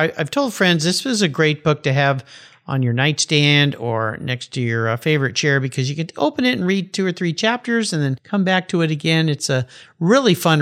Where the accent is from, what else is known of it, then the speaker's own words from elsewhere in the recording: San Diego, California, United States; I grew up in Southern California. I was a surfer kid. And a friend of mine's dad was a member of the original Pump House Gang in Wind and Sea in La Jolla, where I grew up.